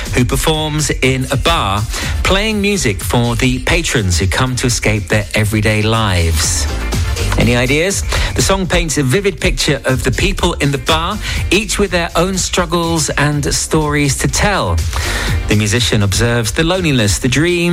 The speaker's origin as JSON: {"language": "English", "town": "Watford", "region": "East of England", "country": "United Kingdom", "tie": "born or raised there", "moved": "yes", "said": "my hometown of Watford"}